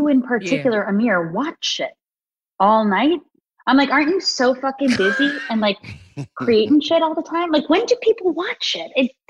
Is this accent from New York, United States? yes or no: yes; Long Island, New York, United States; I'm from Long Island.